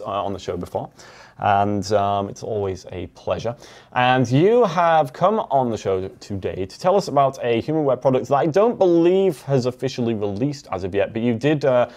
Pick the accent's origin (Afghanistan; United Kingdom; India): United Kingdom; England; now in United States; in England, we say zebra. But now I'm an American, I said zebra because I know that that's how we do it here